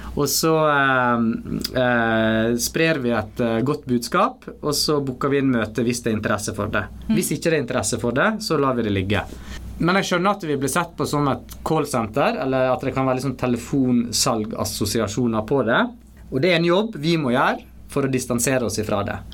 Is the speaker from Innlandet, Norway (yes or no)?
no; Stryn, Vestland, Norway; also born or lived in Mumbai, India; jeg bodde egentlig ikke så veldig langt ifra der jeg vokste opp